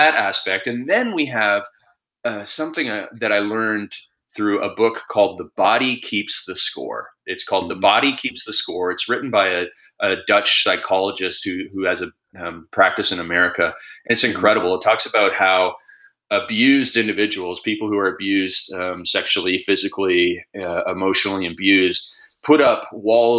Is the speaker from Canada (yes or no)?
yes; Canada; I'm Canadian